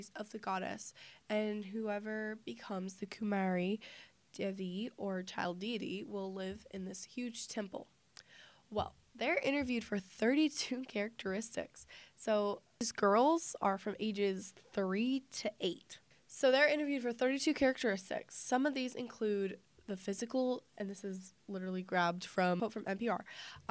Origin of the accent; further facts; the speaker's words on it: United States; I'm an American